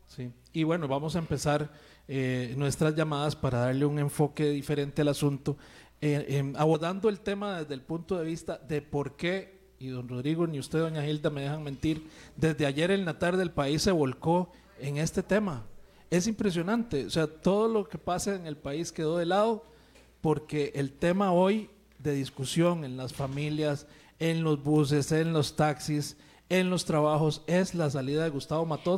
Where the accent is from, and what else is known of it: Costa Rica